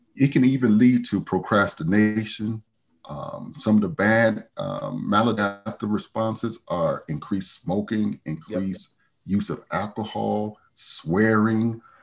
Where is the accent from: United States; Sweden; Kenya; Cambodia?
United States; Chicago, Illinois; moved away as an adult; now in Salt Lake City, United States; I'm, I'm from Chicago.